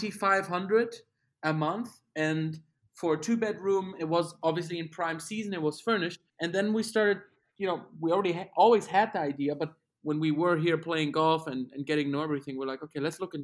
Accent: Germany; English is a second language; moved away as an adult; now in United States; we're from Germany

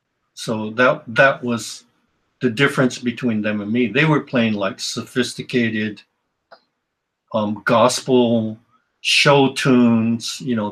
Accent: West Coast, United States; And the thing that was different about me is I was from the West Coast.

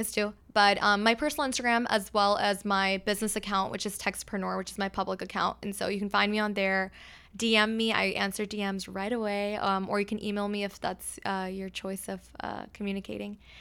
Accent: Pakistan; now in Texas, United States; I'm, I'm from Pakistan, and so for us, uh, we have multiple days of events

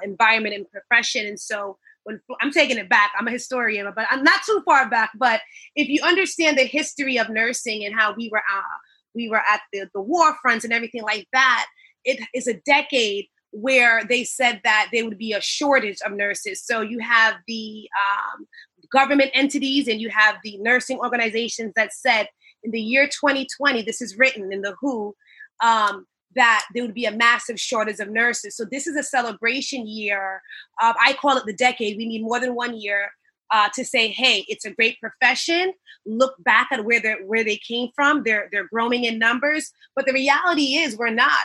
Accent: Long Island, New York, United States; also born or lived in Brooklyn; I hail from Long Island. I'm now a Long Islander for years. Came here from Brooklyn when I was two

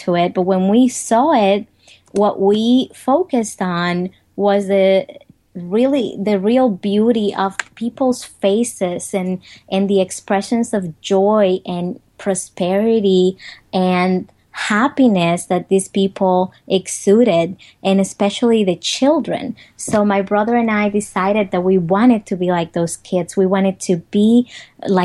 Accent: Dominican Republic; English is a second language; moved away as an adult; now in United States; I grew up in the Dominican Republic. I grew up in poverty

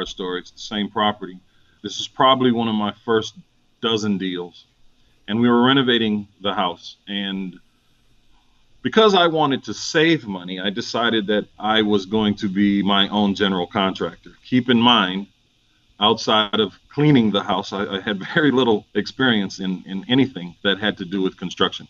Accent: St. Paul, Minnesota, United States; moved away as an adult; now in Atlanta, United States; I'm originally from St. Paul, Minnesota. This has been home since 96 for me.

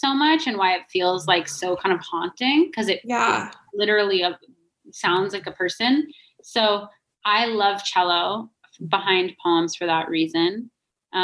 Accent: Albuquerque, New Mexico, United States; Yeah. That's my hometown murder.

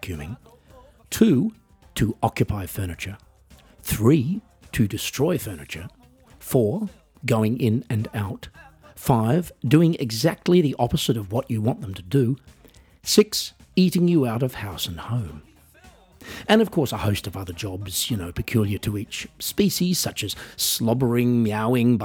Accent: Australia; I am otherwise an Australian musician

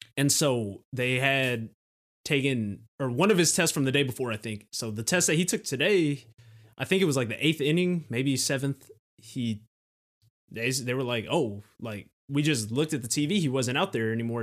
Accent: Southern California, United States; I'm from Southern California

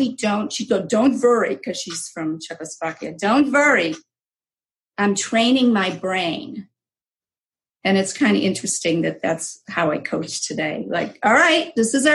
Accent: Cleveland, Ohio, United States; also born or lived in Israel; I was born in Israel. I came here when I was a year, and we're both from immigrant families. Yes. And my parents went to Cleveland, Ohio

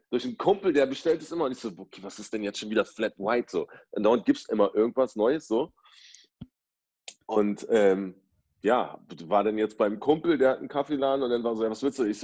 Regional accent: Berlin, Germany; Ich komme aus Berlin

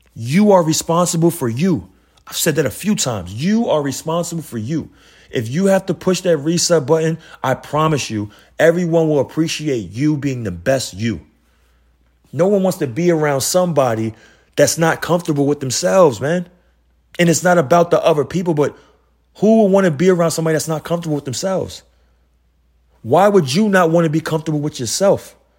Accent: New York City, New York, United States; I come from Queens, New York

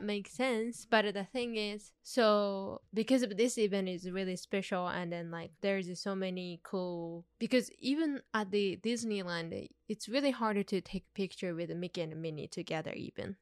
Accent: Tokyo, Japan; now in Los Angeles, United States; I grew up in Tokyo

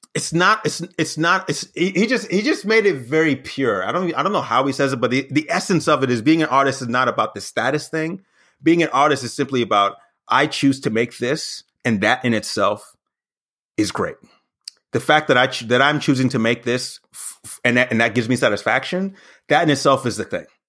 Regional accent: the South, United States; moved away as an adult; also born or lived in Berwyn, Illinois / New York; I grew up in the South

